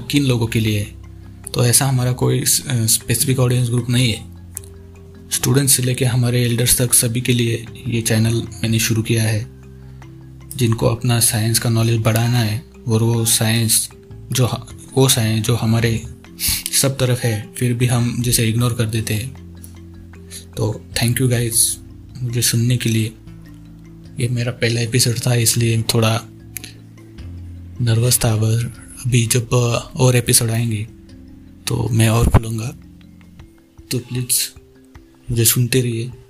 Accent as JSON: {"language": "Hindi", "region": "Maharashtra", "country": "India", "said": "और मैं महाराष्ट्र से हूँ मैं अभी इक्कीस साल का हूँ"}